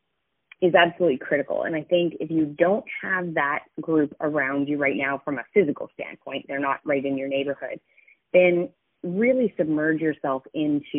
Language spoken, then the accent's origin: English; Canmore, Alberta, Canada; moved away; my hometown, so Canmore, Alberta